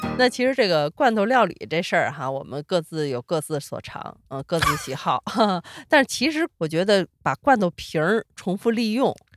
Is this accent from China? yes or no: yes; Sichuan, China; moved away; 因为我四川人